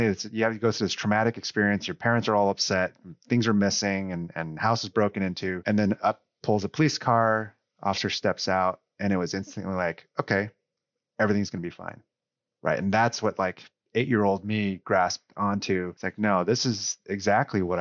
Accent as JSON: {"language": "English", "town": "Newark", "region": "California", "country": "United States", "tie": "born or raised there", "also_born_or_lived": "Foster City, California", "said": "I grew up here in the Bay Area in a small suburb called Newark. And then I moved across the Bay to the peninsula, Foster City"}